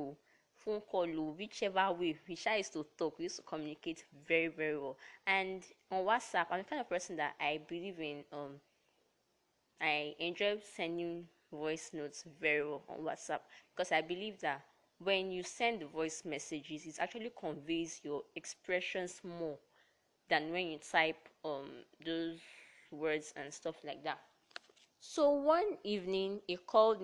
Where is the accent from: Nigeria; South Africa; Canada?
Nigeria; Delta; I hail from Delta State